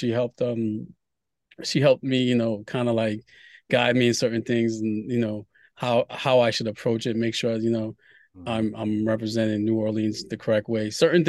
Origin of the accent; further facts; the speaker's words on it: Haiti; Because I was born in Haiti and I wanted to, you know, create something from, you know, the homeland